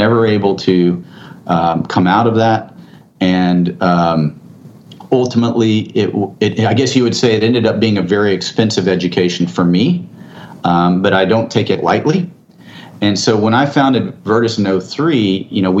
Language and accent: English; San Antonio, Texas, United States; I grew up here in Texas. I grew up in San Antonio.